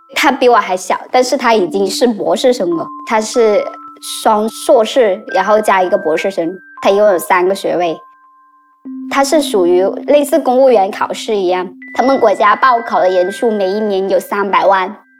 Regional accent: Guangdong, China; 我们作为广东人来说，我们没有任何的食物禁忌

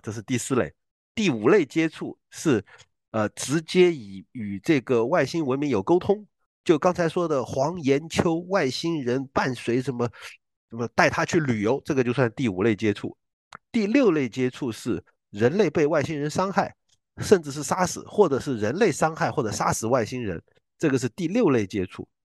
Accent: Guiyang, Guizhou, China; 在贵州贵阳，就，就我老家白云区那边

